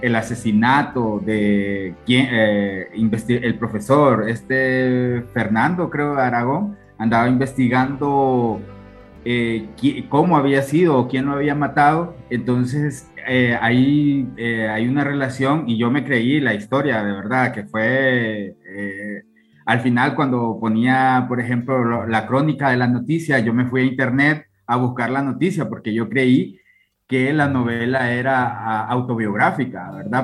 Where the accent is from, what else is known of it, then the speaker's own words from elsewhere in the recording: Honduras; yo soy de Honduras